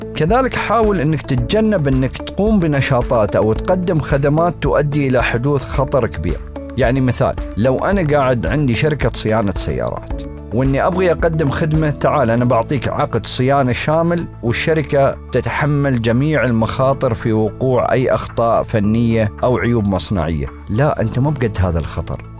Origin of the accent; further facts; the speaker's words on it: United Arab Emirates; عندنا في الإمارات